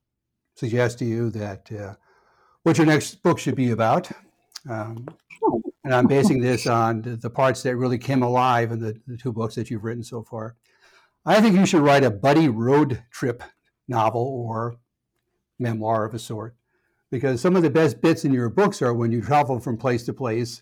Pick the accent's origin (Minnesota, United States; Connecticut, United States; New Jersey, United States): Connecticut, United States; It got my attention in part because I grew up in Connecticut